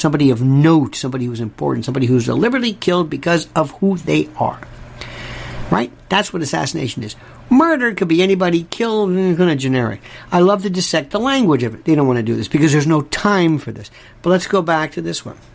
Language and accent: English; the South, United States; growing up in the South